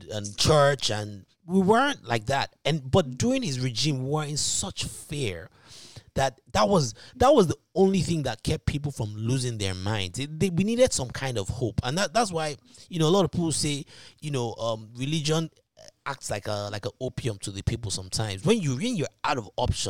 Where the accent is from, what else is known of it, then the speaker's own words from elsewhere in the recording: Ibadan, Oyo, Nigeria; I lived in Nigeria. I lived in Ibadan. I grew up in Ibadan.